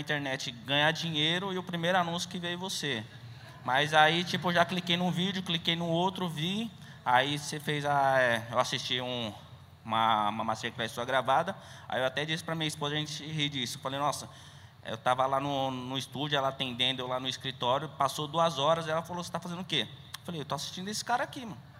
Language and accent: Portuguese; São Paulo, Brazil; Eu sou aqui de São Paulo mesmo